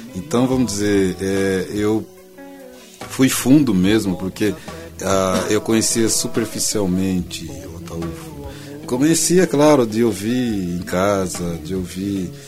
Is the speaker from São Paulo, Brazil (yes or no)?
yes; Tietê, São Paulo, Brazil; eu nasci em Tietê